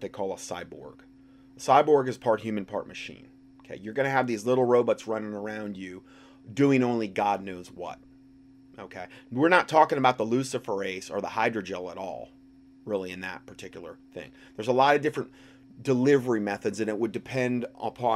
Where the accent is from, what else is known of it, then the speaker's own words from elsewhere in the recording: Hickory, North Carolina, United States; my hometown in Hickory, North Carolina